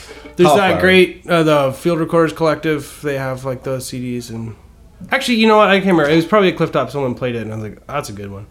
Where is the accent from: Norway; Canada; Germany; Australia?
Canada